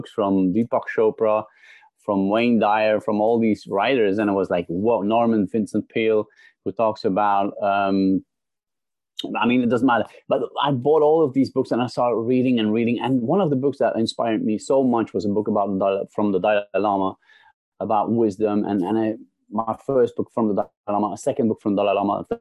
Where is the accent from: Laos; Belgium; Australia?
Belgium; also born or lived in London / Holland; now in Netherlands; I'm originally from Belgium